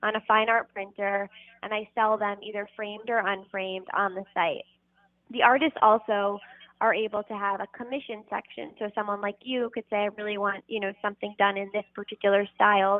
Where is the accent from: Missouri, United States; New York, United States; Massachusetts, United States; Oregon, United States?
New York, United States; New York City; So I'm from New York City. I was born and raised here.